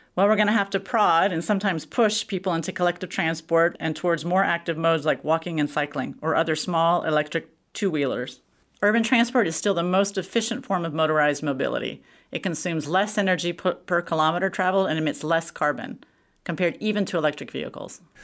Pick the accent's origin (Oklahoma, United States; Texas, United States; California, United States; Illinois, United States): Texas, United States; moved away; I'm from Texas.